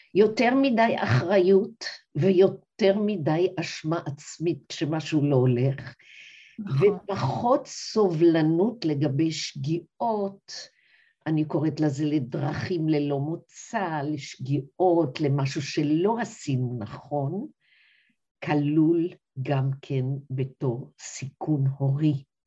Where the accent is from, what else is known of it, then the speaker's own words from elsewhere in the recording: Kfar HaNoar HaDati, Northern District, Israel; moved away; also born or lived in Dortmund, Germany; אני עצמי גדלתי בכפר הנוער הדתי, בשנת ארבעים ושמונה ייסדו אותו הוריי